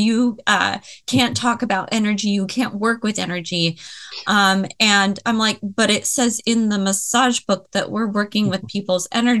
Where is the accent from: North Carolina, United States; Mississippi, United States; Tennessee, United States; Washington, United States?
Washington, United States; Tacoma; also born or lived in Seattle; I was from Tacoma. I lived in Seattle for a little bit